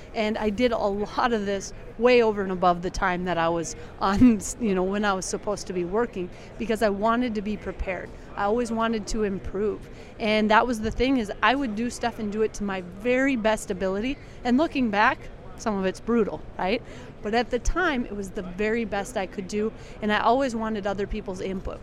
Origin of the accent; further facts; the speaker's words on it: South Dakota, United States; South Dakota, and the reason why is that is my home state